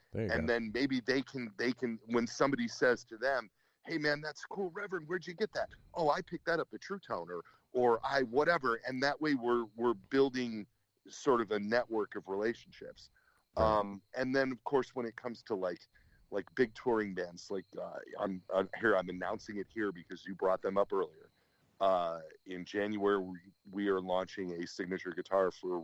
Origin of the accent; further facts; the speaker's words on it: Detroit, Michigan, United States; I'm from Detroit